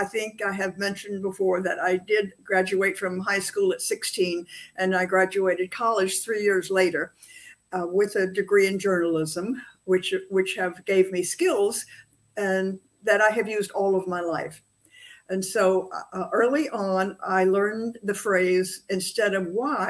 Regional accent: Atlanta, Georgia, United States; also born or lived in Sedona, Arizona; I'm born and raised in Atlanta

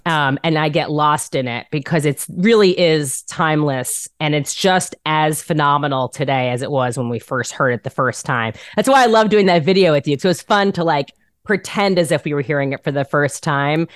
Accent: Rockland County, New York, United States; moved away as an adult; now in Los Angeles, United States; I'm literally from Rockland County which is like 20 miles north of Manhattan

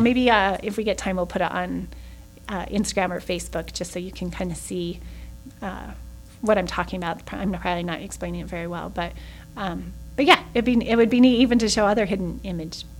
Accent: Salt Lake City, Utah, United States; moved away as an adult; also born or lived in Oregon; now in Mesquite, United States; I was born and raised in Salt Lake

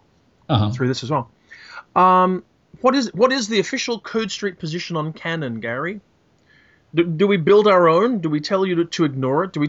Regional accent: Australia; I am an Australian white Anglo-Saxon male

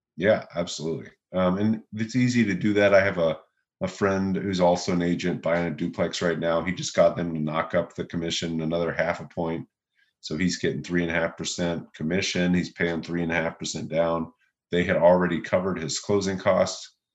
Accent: Louisville, Kentucky, United States; now in Austin, United States; I'm from Louisville. Uh, I uh, grew up there

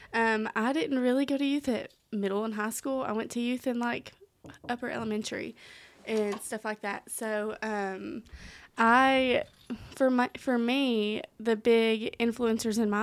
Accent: Strawberry Plains, Tennessee, United States; I grew up in Strawberry Plains, Tennessee.

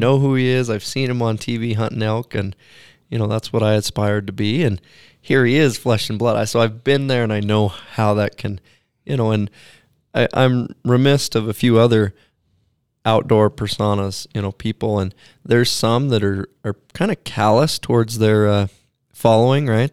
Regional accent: Pacific Northwest, United States; I grew up in the Pacific Northwest, and I wasn't born there, but we, we moved there shortly after

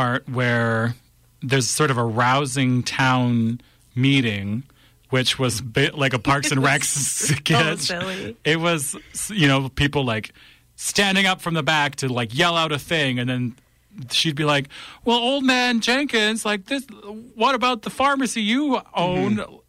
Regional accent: Fillmore, Saskatchewan, Canada; I'm from Fillmore, Saskatchewan.

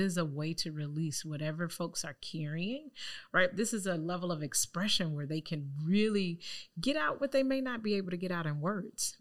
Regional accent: Chicago, Illinois, United States; also born or lived in Lake County; coming back to Chicago, where I'm from, born and raised on the South Side

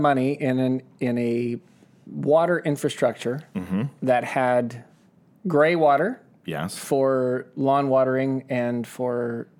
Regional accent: California, United States; I'm from California.

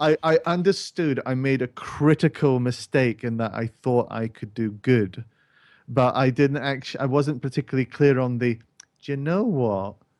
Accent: Scotland, United Kingdom; a person who is Scottish who can't actually do an actual Scottish accent

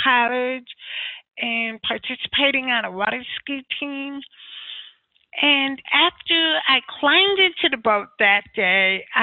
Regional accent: United States; I am from the United States, soon to move to New York

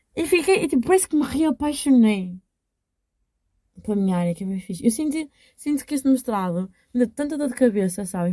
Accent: Portugal; accent: strong regional accent of her home town; E eu estou com nojo do sotaque da minha terra. E eu, pessoa com mais sotaque à barreira que vocês vão conhecer

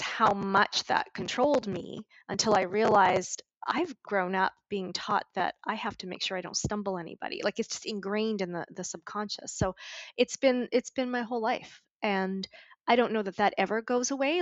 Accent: Montreal, Quebec, Canada; moved away as an adult; also born or lived in Vancouver; I moved out of home when I was 20. I moved from Montreal to Vancouver

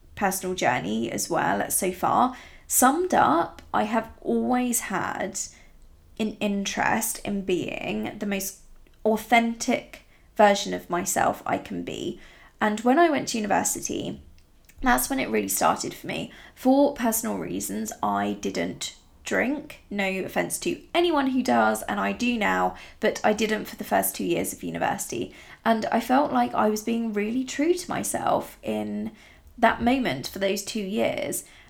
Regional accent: Italy; now in England; I grew up in really rural Italy

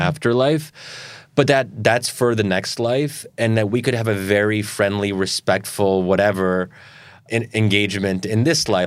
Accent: United States; I'm an American Muslim

